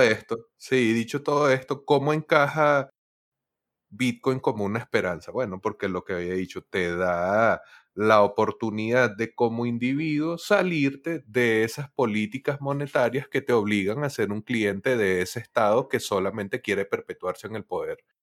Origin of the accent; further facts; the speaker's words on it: Venezuela; soy venezolano